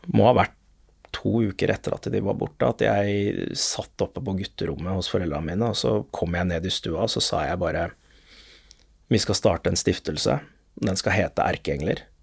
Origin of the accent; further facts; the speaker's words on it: Lørenskog, Akershus, Norway; Det er der hvor jeg har vokst opp, i Lørenskog